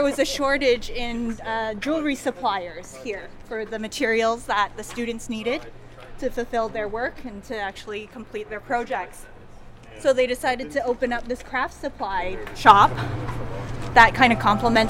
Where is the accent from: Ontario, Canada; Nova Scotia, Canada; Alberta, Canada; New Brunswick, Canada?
Ontario, Canada; Toronto; also born or lived in Hong Kong; So in Toronto, I took Chinese school at a Taiwanese style Mandarin school.